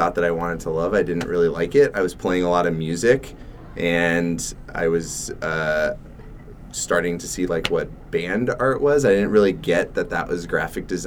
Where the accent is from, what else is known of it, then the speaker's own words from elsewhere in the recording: Valencia, California, United States; moved away as an adult; also born or lived in San Diego / Chicago; now in Portland, United States; I grew up in Southern California, and I grew up in a town where CalArts is